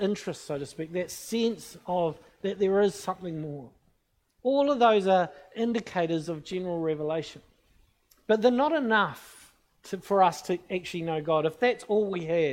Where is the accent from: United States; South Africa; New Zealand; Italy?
New Zealand; I'm from New Zealand. I'm a Christian